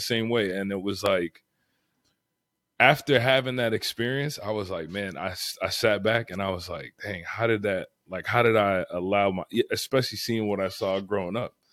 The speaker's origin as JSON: {"language": "English", "town": "Fort Lauderdale", "region": "Florida", "country": "United States", "tie": "born or raised there", "said": "I grew up in Broward, like, Fort Lauderdale area"}